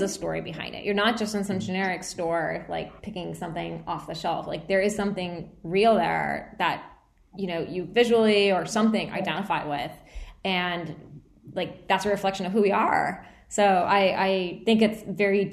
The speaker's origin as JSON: {"language": "English", "country": "United States", "said": "I'm Indian American, right? Like, that's my nationality, or I guess ethnicity. I don't know. I guess I'm American"}